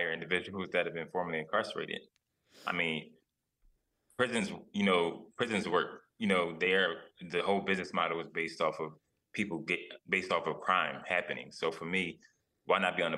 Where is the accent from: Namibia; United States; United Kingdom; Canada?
United States; Philadelphia, Pennsylvania; I'm from West Philly